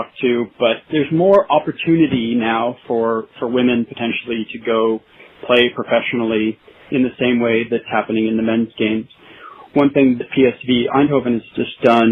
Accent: Erie, Pennsylvania, United States; moved away as an adult; also born or lived in Michigan; now in Vancouver; I grew up in a small town called Erie, Pennsylvania.

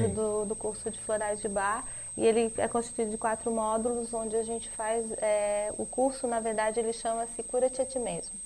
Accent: Brazil; nós, como brasileiros

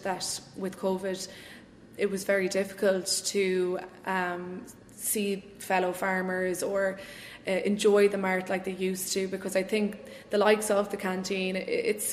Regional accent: Roscommon, Connacht, Ireland; I grew up in Roscommon, and I went to the convent of Mercy school in town here

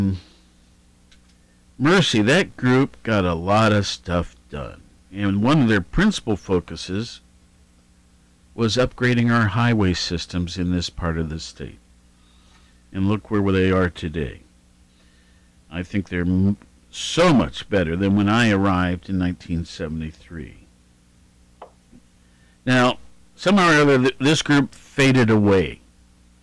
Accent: Columbus, Ohio, United States; also born or lived in Honolulu, Hawaii; now in Athens, United States; I was raised originally in Worthington or Columbus

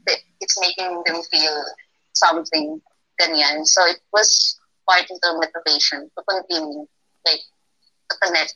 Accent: United Kingdom; I'm not into fairy tales. I'm just British, but yes, kinda.

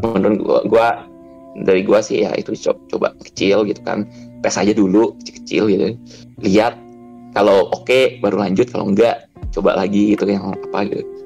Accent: Bangka Belitung Islands, Indonesia; now in Jakarta, Indonesia; gua tuh besarnya di Bangka

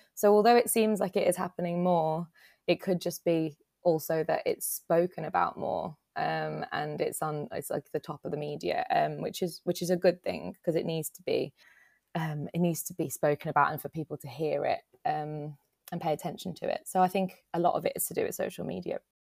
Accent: Dudley, West Midlands, United Kingdom; moved away as an adult; now in Nottingham, United Kingdom; I'm from Dudley, which is, like, near Birmingham

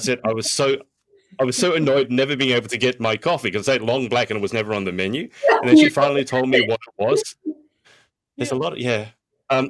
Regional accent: Sydney, New South Wales, Australia; my hometown of Sydney

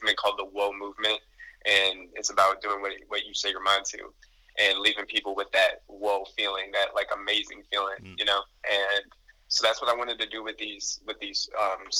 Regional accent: Elgin, Illinois, United States; my hometown is Elgin. That's my hometown. It's about 45 minutes away from Chicago

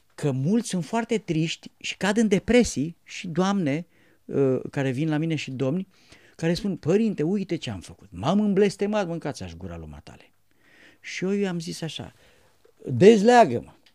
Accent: Romania; poporul român

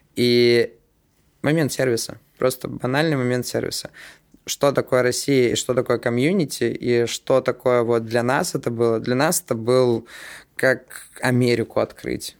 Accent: Estonia; мы же в Питере, и э, мы из Эстонии

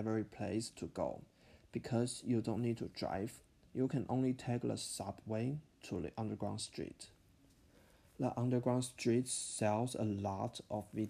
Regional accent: Taiwan; English is a second language; now in Winnetka, United States; I'm from Taiwan. I have lived in the US for almost 2 years.

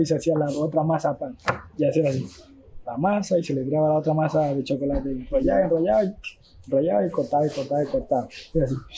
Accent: Esmeraldas, Ecuador; moved away; also born or lived in Quito; desde que yo salí de Esmeralda, desde que ah, me fui a Quito

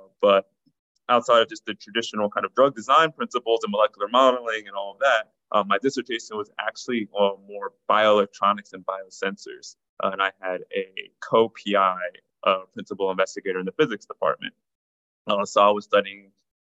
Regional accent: New Jersey, United States; also born or lived in New York; now in Los Angeles, United States; I'm an East Coaster who's now in LA. So first and foremost, definitely an East Coaster, grew up in New Jersey and definitely more of a New Yorker.

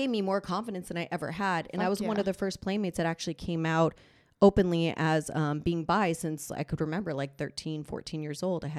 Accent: Los Angeles, California, United States; also born or lived in Las Vegas; Born and raised in LA, sadly.

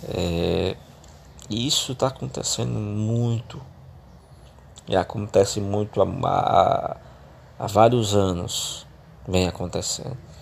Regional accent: Fortaleza, Ceará, Brazil; eu sou natural do Ceará, sou cearense, da cidade de Fortaleza.

